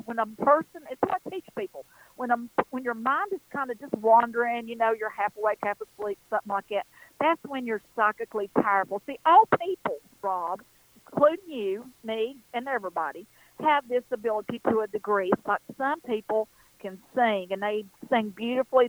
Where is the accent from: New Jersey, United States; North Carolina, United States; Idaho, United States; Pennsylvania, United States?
North Carolina, United States; western; I'm an Appalachian girl. It's exactly what I am, right here in the foothills.